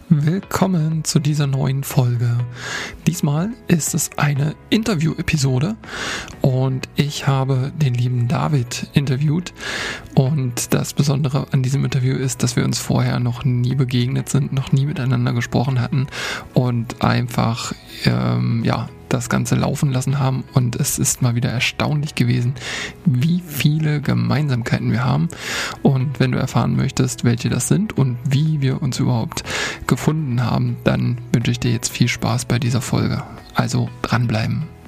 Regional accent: Harz, Germany; now in Hamburg, Germany; Ich komme ja im Ursprung aus dem Harz, aus da, da wo Tobi halt wohnt. Da ist meine, mein Ursprung und ich lebe jetzt in Hamburg

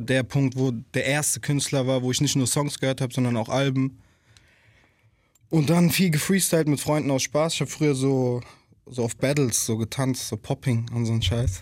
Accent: Germany; in der Nordi aufgewachsen zu sein

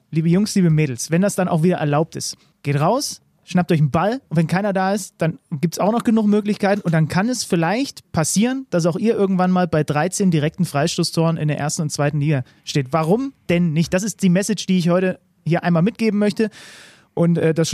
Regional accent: near Zwickau, Saxony, Germany; Ich komme ja aus der Nähe

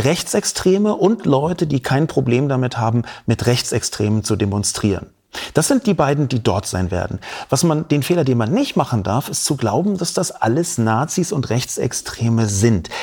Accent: Berlin, Germany; Ich bin in Berlin geboren und aufgewachsen

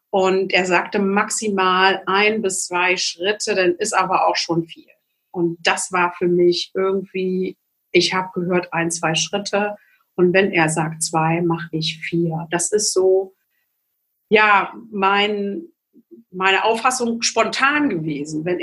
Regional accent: Magdeburg, Saxony-Anhalt, Germany; born there; ich komme äh, gebürtig aus Magdeburg ähm, und zu einer Zeit, wo Glaube eher verboten, verpönt und nicht ähm, forciert wurde.

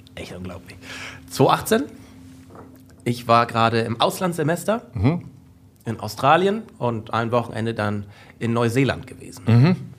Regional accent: North Frisia, Schleswig-Holstein, Germany; Nordfriesland, Schleswig-Holstein

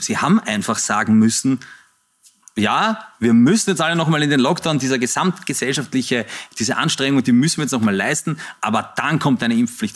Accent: Vienna, Austria; so bin ich aufgewachsen in der Zeit, wo der äh, Herr Heupel Bürgermeister war. Das ist so, so bin ich irgendwie in, in, dieser Stadt groß geworden

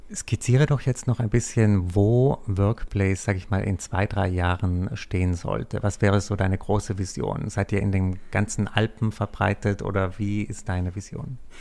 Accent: South Tyrol, Trentino-Alto Adige, Italy; ich arbeite manchmal auch in den Bergen in meiner Heimat in Südtirol

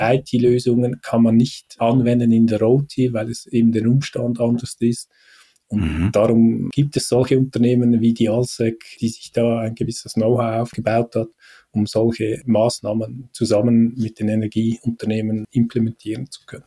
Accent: Switzerland; bei uns in der Schweiz

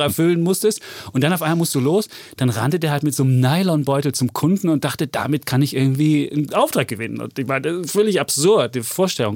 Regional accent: East Germany, Germany; als Ossi

